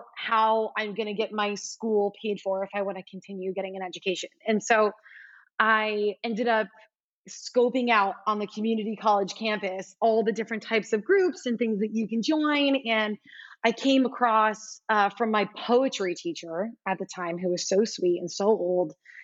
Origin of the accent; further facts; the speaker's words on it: South Florida, United States; moved away as an adult; also born or lived in Alabama / New York City / Brazil; being from South Florida